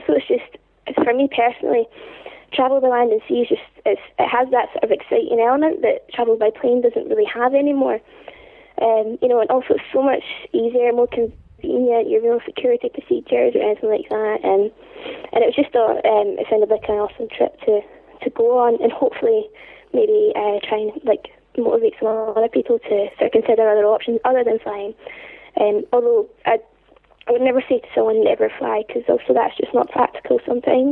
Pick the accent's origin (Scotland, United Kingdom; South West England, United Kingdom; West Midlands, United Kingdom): Scotland, United Kingdom; Edinburgh; my hometown city of Edinburgh